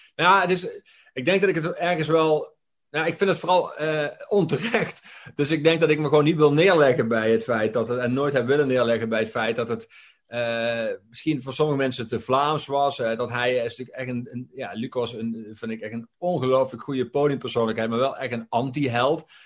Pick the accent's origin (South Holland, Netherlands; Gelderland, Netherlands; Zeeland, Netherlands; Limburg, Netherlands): Limburg, Netherlands; ik kom dan weliswaar uit Limburg